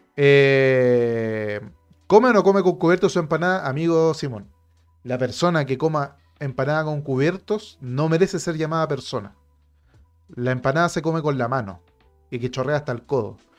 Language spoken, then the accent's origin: Spanish; Santiago, Santiago Metropolitan Region, Chile; lo entendemos acá en Santiago